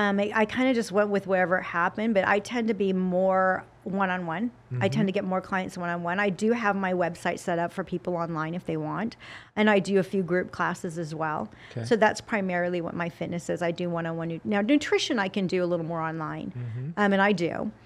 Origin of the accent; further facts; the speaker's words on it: Salt Lake City, Utah, United States; I grew up in a Democratic family in a Republican state. Because I'm from Salt Lake City, Utah.